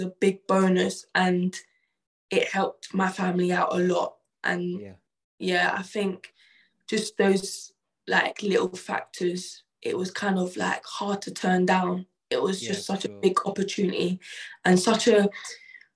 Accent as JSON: {"language": "English", "region": "London", "country": "United Kingdom", "tie": "born or raised there", "also_born_or_lived": "Alabama, United States", "moved": "as an adult", "lives_now": "Southampton, United Kingdom", "said": "growing up in Peckham, like, uni was always an option"}